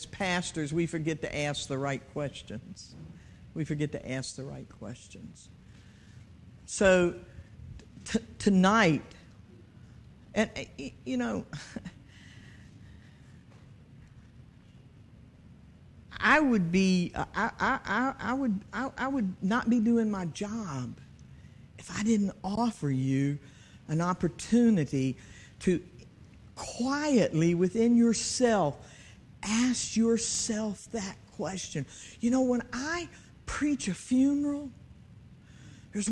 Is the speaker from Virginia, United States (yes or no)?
yes; Hampton, Virginia, United States; I'm from Fox Hill